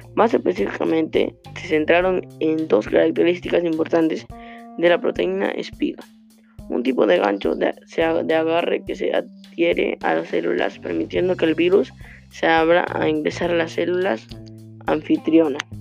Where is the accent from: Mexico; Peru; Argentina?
Peru; tenemos que ayudarnos como peruanos